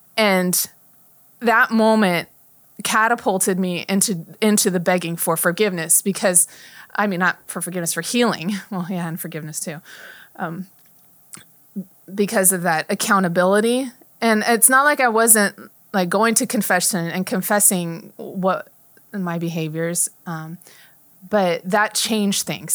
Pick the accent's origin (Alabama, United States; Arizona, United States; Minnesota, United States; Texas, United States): Arizona, United States; Chandler; also born or lived in Napa, California; I grew up in Chandler for the most part